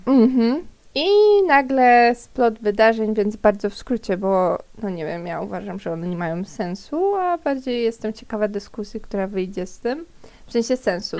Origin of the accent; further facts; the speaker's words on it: Silesian Voivodeship, Poland; Z, z Górnego Śląska nie pochodzę, pochodzę ze Śląska.